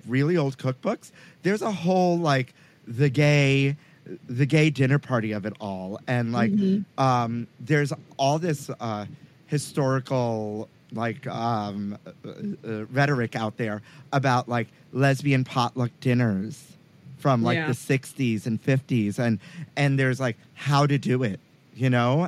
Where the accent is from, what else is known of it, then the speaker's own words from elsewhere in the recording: New York City, New York, United States; I'm from Sunset Park Bay Ridge.